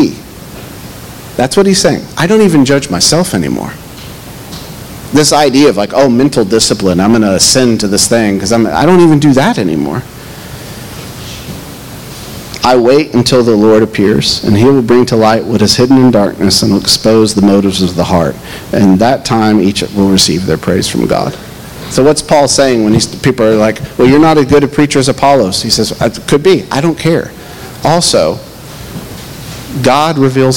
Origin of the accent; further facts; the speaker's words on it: Knoxville, Tennessee, United States; moved away; I grew up in the Bible Belt, maybe the top part of the Bible Belt in Knoxville